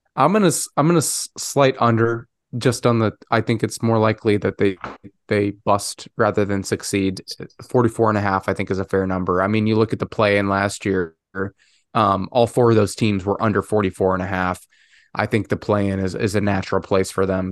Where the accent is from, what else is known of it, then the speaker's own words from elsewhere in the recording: Chicago, Illinois, United States; my hometown Chicago